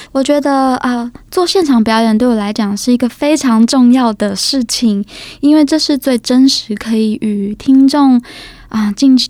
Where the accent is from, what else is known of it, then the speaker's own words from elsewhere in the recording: Taipei, Taiwan; 我是一个土生土长的台北小孩